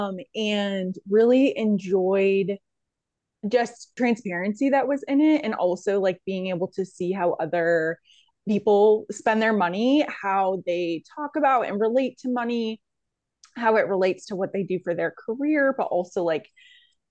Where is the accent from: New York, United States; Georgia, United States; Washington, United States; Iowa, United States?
New York, United States; Central; moved away as an adult; also born or lived in Pennsylvania / South Carolina; now in Southeastern Virginia, United States; I'm originally from New York, Central New York, and I went to undergrad there